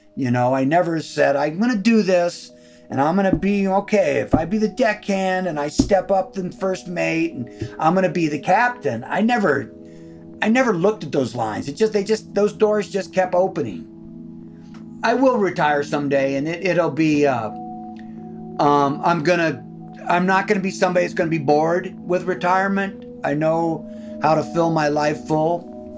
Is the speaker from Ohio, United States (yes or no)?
yes; Ohio, United States; now in Homer, Alaska, United States; I grew up in the Midwest. I grew up in Ohio